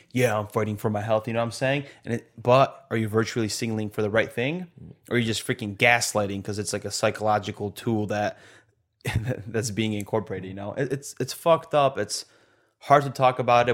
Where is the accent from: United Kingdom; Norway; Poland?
Poland; now in United States; we're not even from America, bro, but we have so much American, like, liberty